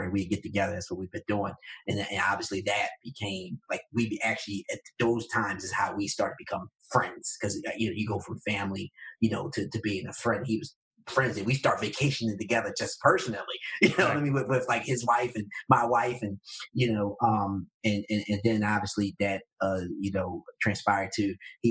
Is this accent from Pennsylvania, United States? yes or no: yes; Philadelphia, Pennsylvania, United States; I'm from North Philadelphia